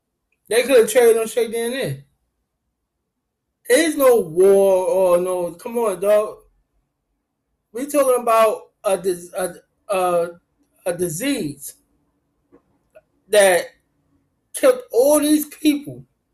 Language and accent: English; Brooklyn, New York, United States; I'm a Brooklyn Nets fan. I'm from Brooklyn.